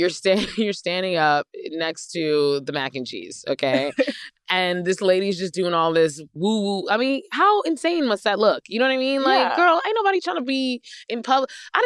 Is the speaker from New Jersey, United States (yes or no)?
yes; New Jersey, United States; I'm from New Jersey.